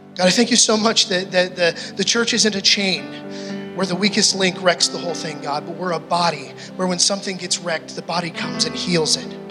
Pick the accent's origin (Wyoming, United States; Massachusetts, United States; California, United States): Wyoming, United States; Gillette; moved away as an adult; also born or lived in British Columbia; I grew up in Gillette